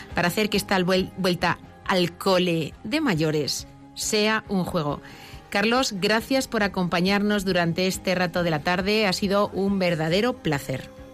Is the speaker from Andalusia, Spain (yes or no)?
no; Madrid, Community of Madrid, Spain; also born or lived in Barcelona area; yo soy madrileña, y viví un tiempo en Barcelona